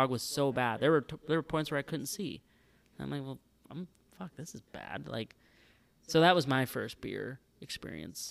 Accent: Sherwood, North Dakota, United States; from my hometown

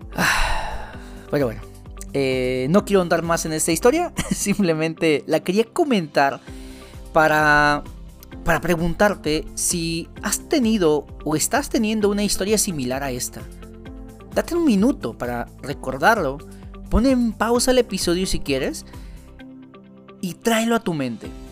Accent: Veracruz, Mexico; soy de Veracruz

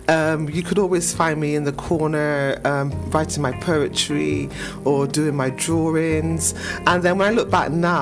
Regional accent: Bristol, South West England, United Kingdom; also born or lived in Easton, Bristol; I think I grew up in St. Paul's, lovely St. Paul's, most of my life, and then transitioned over to Eastern, and now I'm living in another part of the area, Bristol.

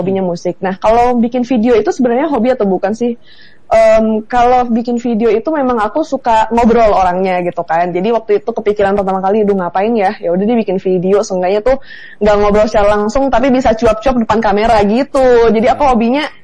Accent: Bukittinggi, West Sumatra, Indonesia; jadi kalau sana ditanya asli di mana, lahir di Bukit Tinggi, TK, SD, SMP, SMA di Bukit Tinggi. Cuma kalau ditanya kamu puang di mana, itu jawabannya di Tanjung Ampalu karena mama orang Tanjung Ampalu.

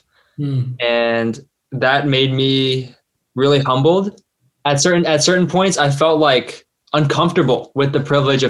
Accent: United States; And I'm passable as Korean. If I dress better, perhaps they know I'm American because I dress poorly.

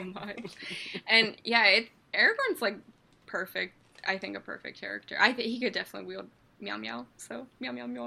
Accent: Pittsburgh, Pennsylvania, United States; I am from Pittsburgh, Pennsylvania

